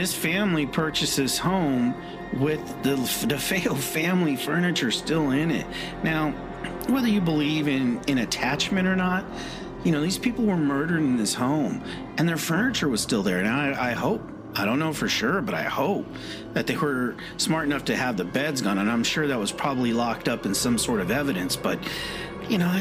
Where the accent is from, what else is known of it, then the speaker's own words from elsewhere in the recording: West Coast, United States; moved away; also born or lived in California; I'm originally from the West Coast, and I did live in California for a little while